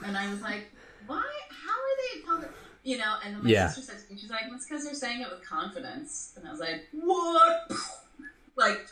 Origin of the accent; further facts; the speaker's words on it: Toronto, Ontario, Canada; I grew up in Toronto, Canada, so, like, culturally that's a little bit different.